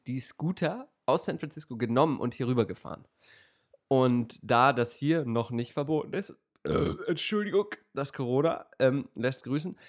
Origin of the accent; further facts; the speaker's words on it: Germany; als, äh, Deutscher